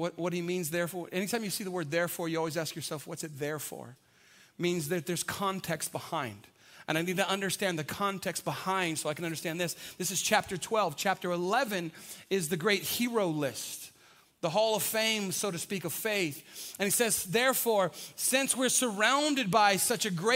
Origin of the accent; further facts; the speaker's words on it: San Antonio, Texas, United States; I grew up on the South Side. We drink Big Red on the South Side